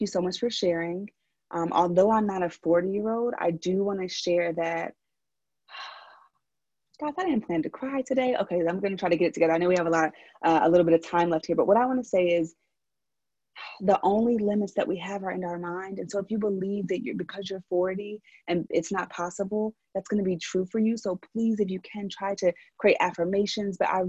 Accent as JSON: {"language": "English", "town": "Philadelphia", "region": "Pennsylvania", "country": "United States", "accent": "Philly", "moved": "yes", "lives_now": "San Francisco, United States", "said": "from Philly. And so sometimes my little Philly accent comes out"}